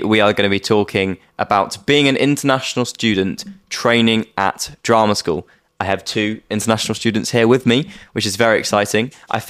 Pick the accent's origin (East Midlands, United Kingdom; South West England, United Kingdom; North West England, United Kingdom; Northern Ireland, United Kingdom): South West England, United Kingdom; Devon; now in London, United Kingdom; I'm from Devon.